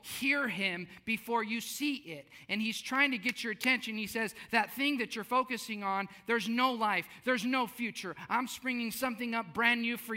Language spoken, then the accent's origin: English; South Texas, United States; I grew up in South Texas.